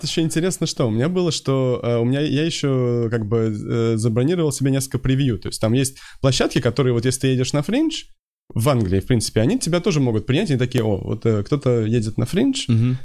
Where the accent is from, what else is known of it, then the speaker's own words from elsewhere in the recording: Moscow, Russia; Да, я москвич.